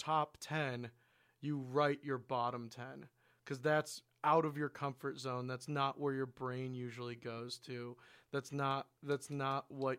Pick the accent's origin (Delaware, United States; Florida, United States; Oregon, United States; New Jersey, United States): Oregon, United States; Portland; I mean, I'm from Portland, Oregon. That's a reality.